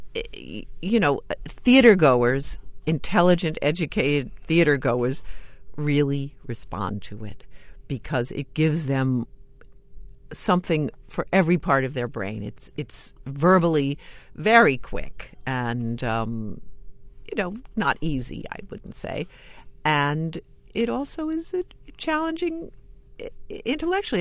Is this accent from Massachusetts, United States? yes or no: no; New York, United States; I grew up in New York and I went to a lot of theater